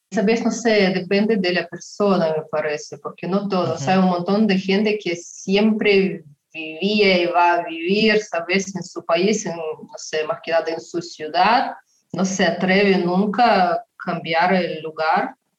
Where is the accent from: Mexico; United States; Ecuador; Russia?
Russia; Yoshkar-Ola, Mari El; Spanish is a second language; yo nací en una ciudad chiquita que se llama Yashkarala